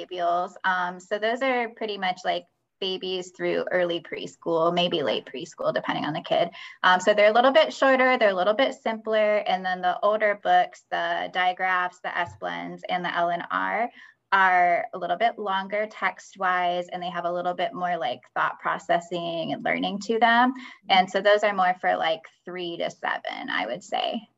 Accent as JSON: {"language": "English", "region": "Michigan", "country": "United States", "moved": "yes", "said": "I'm from Michigan originally"}